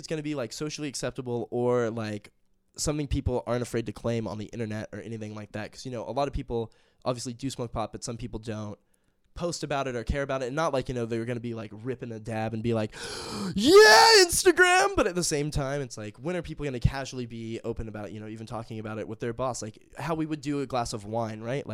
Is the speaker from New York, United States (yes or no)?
no; Huntington Beach, California, United States; born or raised there; moved away